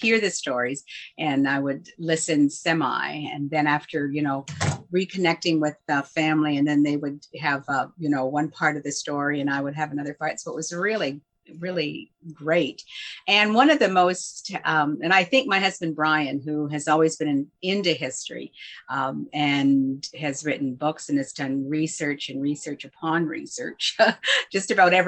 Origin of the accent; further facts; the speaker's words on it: North Buxton, Ontario, Canada; I'm the curator of the Buxton National Historic Site Museum in North Buxton, Ontario. And I'm also a sixth generation descendant from this settlement. So basically, I grew up living this history on a daily basis.